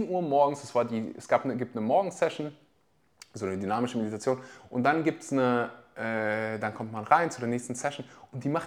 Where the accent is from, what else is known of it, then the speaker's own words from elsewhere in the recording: Weeze, North Rhine-Westphalia, Germany; Also ich komme aus dem Dorf, das heißt Weze.